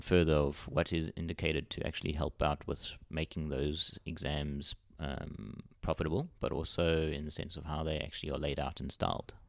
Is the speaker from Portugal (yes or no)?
no; South Africa; first language English; moved away as an adult; now in Australia; I'm from South Africa, and I relocated to Australia in December twenty twenty